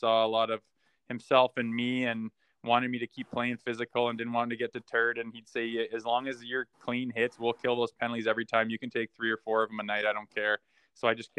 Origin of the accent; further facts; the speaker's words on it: Olds, Alberta, Canada; moved away as an adult; also born or lived in Minnesota; I'm going to go play in Olds. It's my hometown.